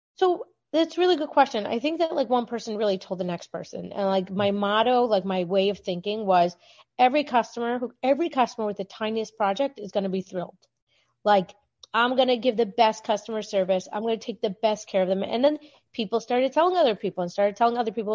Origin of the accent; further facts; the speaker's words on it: Baltimore, Maryland, United States; I'm from Baltimore, Maryland